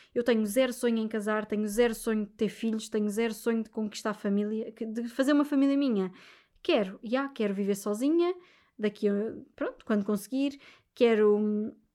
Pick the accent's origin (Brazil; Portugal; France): Portugal; sendo portuguesa